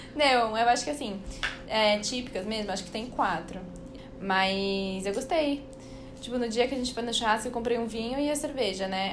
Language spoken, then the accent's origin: Portuguese; São Paulo, Brazil; eu sou de São Paulo